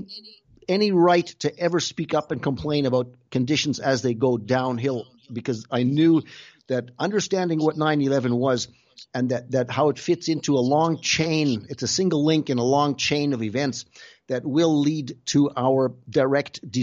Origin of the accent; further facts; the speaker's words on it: Canada; moved away as an adult; now in Germany; We both grew up in Canada. Like our family, we grew up in Canada, but and then I moved to Germany in 1985 already